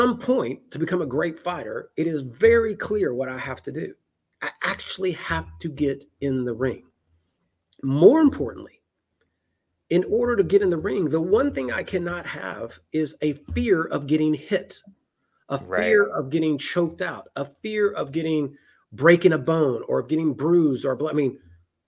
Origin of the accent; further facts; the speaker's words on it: Memphis, Tennessee, United States; I'm a redneck from Memphis, Tennessee.